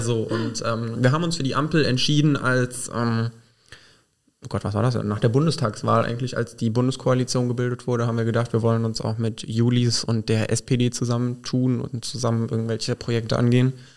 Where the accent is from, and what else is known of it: Burgschwalbach, Rhineland-Palatinate, Germany